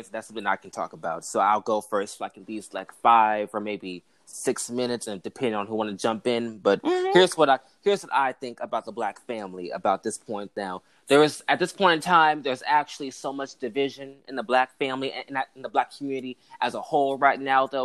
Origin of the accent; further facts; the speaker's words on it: Bay Area, California, United States; born and raised in the Bay Area in a strong Christian household